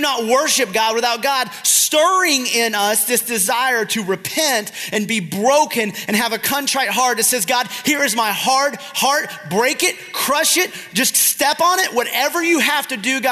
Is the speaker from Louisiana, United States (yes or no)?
no; South Georgia, United States; I'm from South Georgia